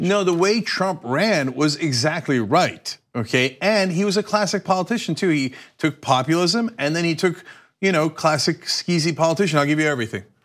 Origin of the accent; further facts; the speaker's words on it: United States; as an American